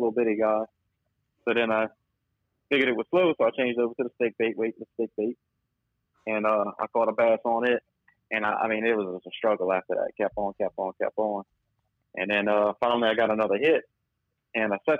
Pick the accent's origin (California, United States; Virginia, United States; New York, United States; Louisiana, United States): Louisiana, United States; Barataria; I'm from Barataria, Louisiana